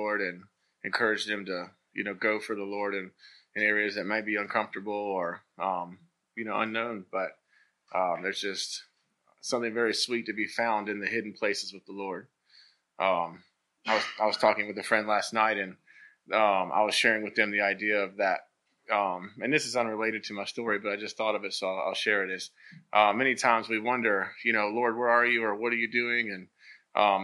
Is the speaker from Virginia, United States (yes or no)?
yes; Thaxton, Virginia, United States; now in Lynchburg, United States; I grew up in Bedford, so similar to the Gladys area, you know, very, you know, farmland and rural, and you know, and I love it. I grew up in Thaxton